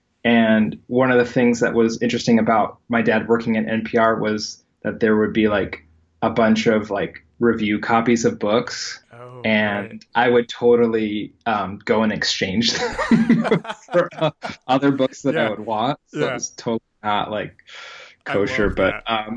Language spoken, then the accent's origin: English; Virginia, United States; I grew up in Virginia